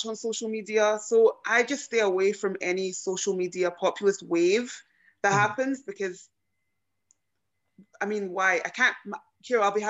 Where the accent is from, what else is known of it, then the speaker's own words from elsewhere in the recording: Glasgow, Scotland, United Kingdom; being born here